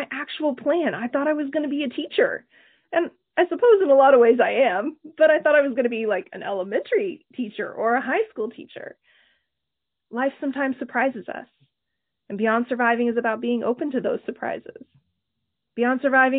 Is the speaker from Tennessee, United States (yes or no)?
no; Oklahoma, United States; growing up in Oklahoma